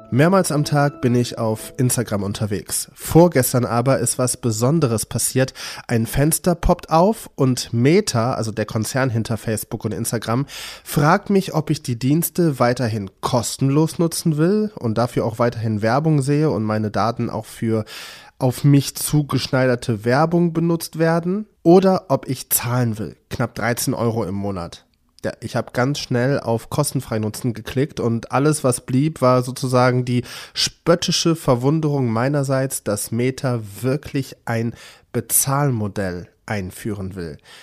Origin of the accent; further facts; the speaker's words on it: Cologne, North Rhine-Westphalia, Germany; ich als gebürtiger Kölner